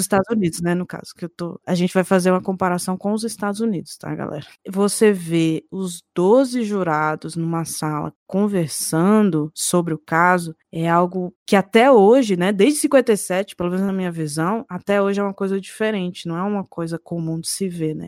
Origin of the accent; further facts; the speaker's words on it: Brasília, Federal District, Brazil; eu sou de Brasília